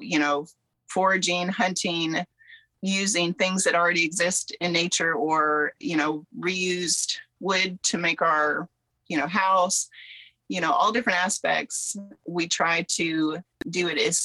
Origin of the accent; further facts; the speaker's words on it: Southeast Alaska, United States; moved away; also born or lived in Kentucky; I'm from Southeast Alaska originally and grew up there